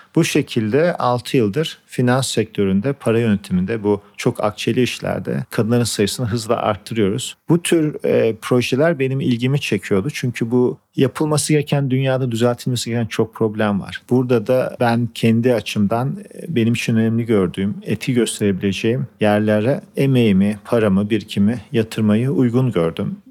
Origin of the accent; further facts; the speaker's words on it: Turkey; moved away as an adult; also born or lived in United States; Ben Türkiye'de doğdum büyüdüm. 24 yaşına gittim Amerika'ya.